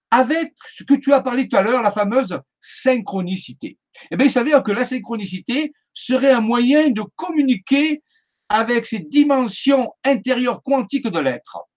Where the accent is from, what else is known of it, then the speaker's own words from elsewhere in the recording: Marseille, Provence-Alpes-Côte d'Azur, France; born there; now in Saint-Maximin-la-Sainte-Baume, France; je suis resté dans le sud de la France parce que je suis né à Marseille, ça doit s'entendre. Donc, je suis resté dans le sud de la France et je suis venu m'établir à Saint-Maximin à Sainte-Baume.